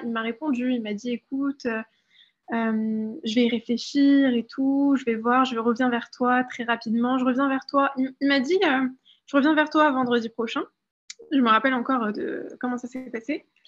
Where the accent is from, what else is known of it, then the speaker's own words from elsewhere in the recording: France; moved away as an adult; also born or lived in London; j'ai grandi en France